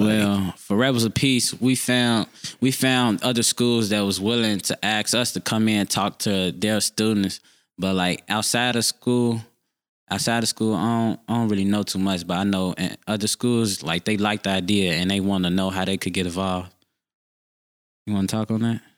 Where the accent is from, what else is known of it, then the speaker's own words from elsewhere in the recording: Chicago, Illinois, United States; I grew up on Fifty Third and Aberdeen. I still live there to this day.